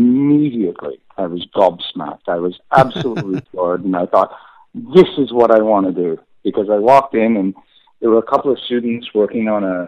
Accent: Canada; growing up in Canada

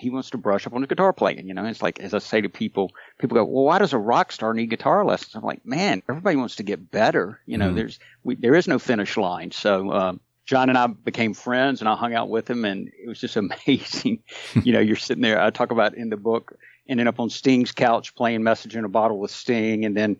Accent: Chapel Hill, North Carolina, United States; moved away as an adult; now in New York, United States; We also played my hometown of Chapel Hill, North Carolina.

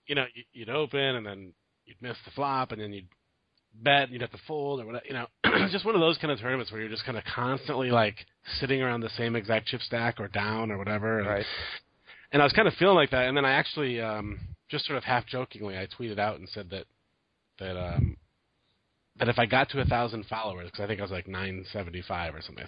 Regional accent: Michigan, United States; moved away; we're both from Michigan

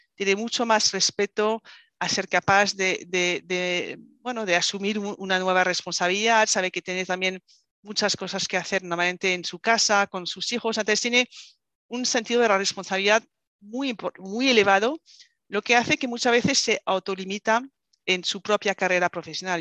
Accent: France; Spanish is a second language; moved away as an adult; now in Spain; soy francesa, me fui a vivir eh, a España

